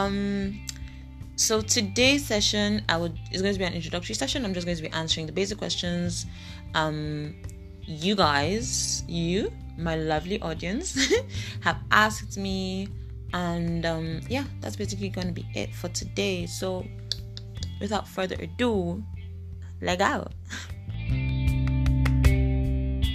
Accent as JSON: {"language": "English", "area": "Igbo", "region": "Igboland", "country": "Nigeria", "said": "I am Nigerian. I am Igbo"}